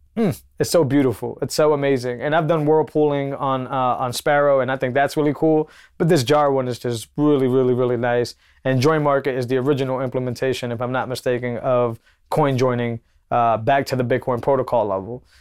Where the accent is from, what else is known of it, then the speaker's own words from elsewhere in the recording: Massachusetts, United States; I come from Massachusetts